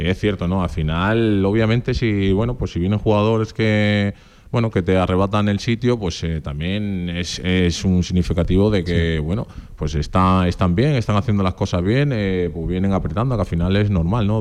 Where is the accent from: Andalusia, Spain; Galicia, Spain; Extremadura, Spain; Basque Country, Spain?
Extremadura, Spain; accent: extremeño; also born or lived in Portugal; now in Zaragoza, Spain; Pues realmente nací, nací en Portugal, pero claro, desde los cinco años yo viviendo en Extremadura